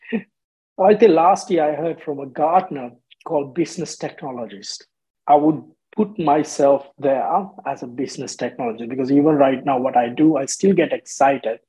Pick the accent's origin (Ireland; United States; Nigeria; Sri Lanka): Sri Lanka; moved away as an adult; now in Australia; growing up in Sri Lanka